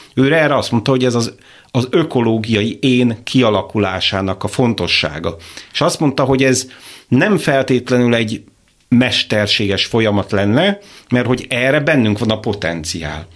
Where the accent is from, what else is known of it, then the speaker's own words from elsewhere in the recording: Békéscsaba, Békés, Hungary; a város, ahonnan származom, Békés Csaba